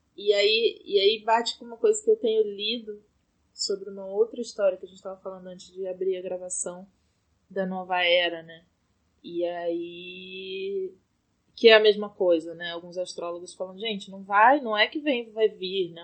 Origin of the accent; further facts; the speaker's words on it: Brazil; moved away as an adult; eu tô num apartamento que é o apartamento onde eu cresci, que agora é casa do meu irmão